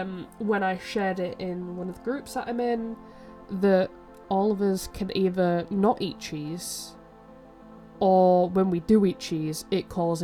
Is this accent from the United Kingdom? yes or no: yes; United Kingdom; As British people, like, most of what we eat is potatoes.